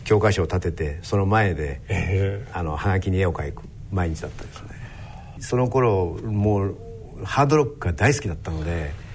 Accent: Matsudo, Chiba, Japan; 生まれたとこは千葉県の松戸というところです

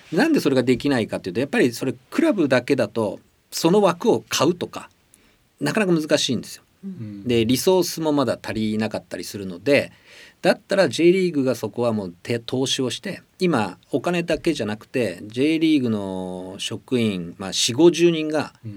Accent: Shimizu, Shizuoka, Japan; moved away; also born or lived in Chiba / Sapporo; 僕が小さい清水静岡で育った頃

